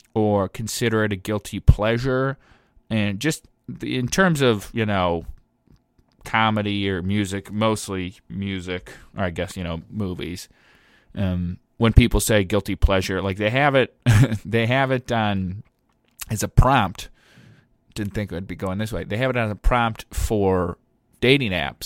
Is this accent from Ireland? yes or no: yes; Ireland; as an Irishman